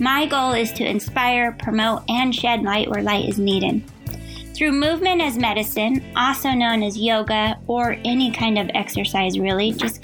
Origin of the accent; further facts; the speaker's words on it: Colorado, United States; now in Hawaii, United States; I grew up in Colorado